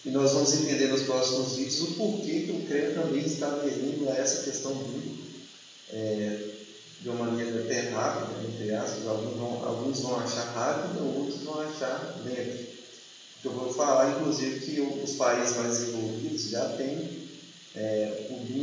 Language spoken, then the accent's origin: Portuguese; Minas Gerais, Brazil; eu sou de Minas Gerais